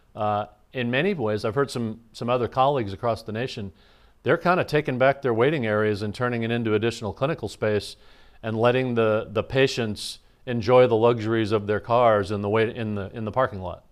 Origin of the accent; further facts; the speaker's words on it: Iowa, United States; moved away as an adult; also born or lived in Minnesota; now in Quincy, United States; I grew up in the Midwest in Iowa and Minnesota